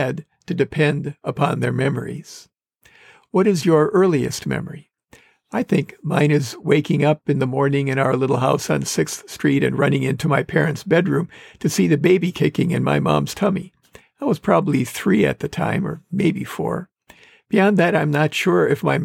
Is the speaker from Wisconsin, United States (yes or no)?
yes; Wisconsin, United States; moved away; the homes we lived in growing up in Wisconsin